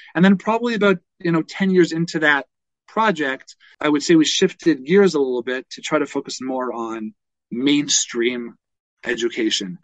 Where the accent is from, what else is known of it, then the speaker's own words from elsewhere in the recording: Toronto, Ontario, Canada; I grew I grew up in Toronto